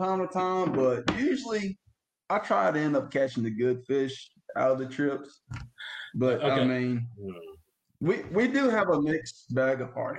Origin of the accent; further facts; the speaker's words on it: Ocean Springs, Mississippi, United States; I'm from Ocean Springs.